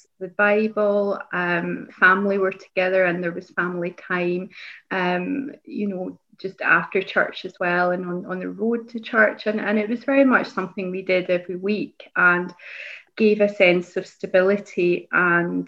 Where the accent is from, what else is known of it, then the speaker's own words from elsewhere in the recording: East Kilbride, Scotland, United Kingdom; also born or lived in Lesmahagow; I grew up in East Kilbride, which is the big town area that I represent